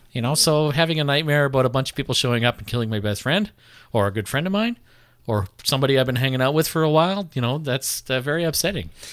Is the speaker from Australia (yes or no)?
no; Canada